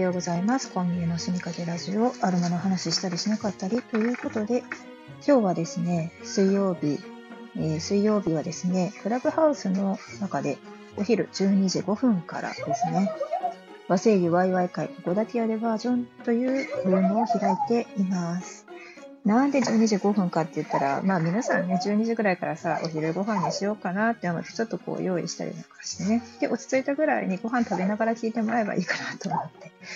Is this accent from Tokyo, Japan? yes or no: no; Osaka, Japan; 大阪人なんで